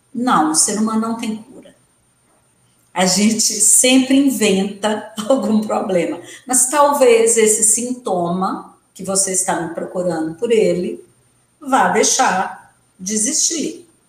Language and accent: Portuguese; Santa Maria de Itabira, Minas Gerais, Brazil; now in Belo Horizonte, Brazil; porque eu sou do interior, os meninos saíam para estudar em Itabira, eu sou de Santa Maria de Itabira, ou vinham para Belo Horizonte, né, estudar científico, e nós meninas que os pais eram bravos e não deixavam a gente vir para a capital, tínhamos que fazer magistério